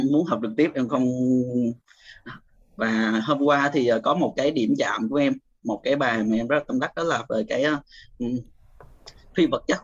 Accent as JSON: {"language": "Vietnamese", "town": "Củ Chi", "region": "Ho Chi Minh City", "country": "Vietnam", "tie": "born or raised there", "said": "em sinh ra và lớn lên ở Củ Chi thầy hiện tại thì em sinh sống ở quận 8 em lên đây lúc sinh viên"}